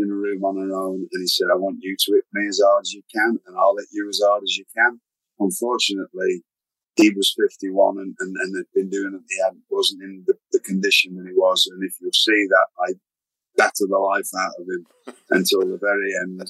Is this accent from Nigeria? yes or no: no; Blackpool, North West England, United Kingdom; I'm just a British wrestler, but I'm in Blackpool's in Lancashire